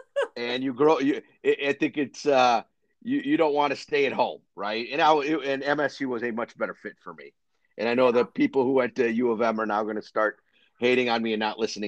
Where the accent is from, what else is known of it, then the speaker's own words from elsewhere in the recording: Ann Arbor, Michigan, United States; So I grew up in Ann Arbor, right outside of Detroit. And many people know I ended up then going to school a little bit further north in East Lansing.